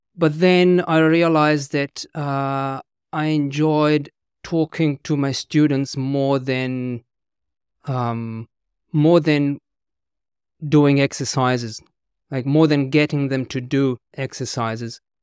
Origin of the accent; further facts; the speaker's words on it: Italy; English is a second language; moved away as an adult; also born or lived in London / Australia / New Zealand; I was born and raised in Italy. I couldn't speak English until I was in my twenties.